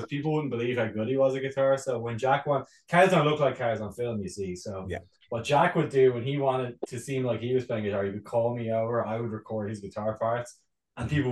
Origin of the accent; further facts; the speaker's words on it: Ireland; as an Irish man